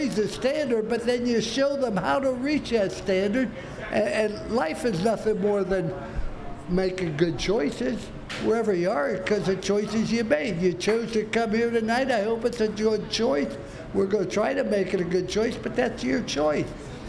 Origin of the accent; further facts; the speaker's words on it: Ohio, United States; now in Florida, United States; I came from Ohio.